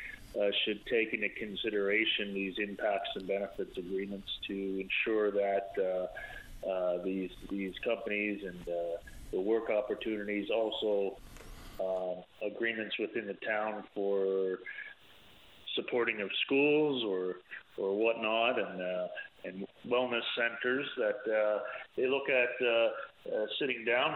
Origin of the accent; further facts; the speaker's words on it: Placentia, Newfoundland and Labrador, Canada; now in Ontario, Canada; I'm from the Placentia region originally. I'm presently in Ontario.